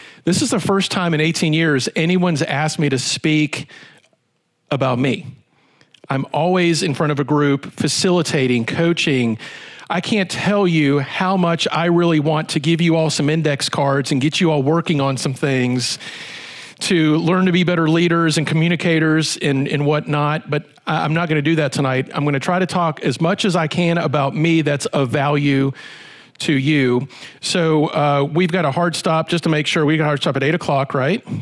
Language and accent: English; Roanoke, Virginia, United States; I'm from Roanoke, from the Star City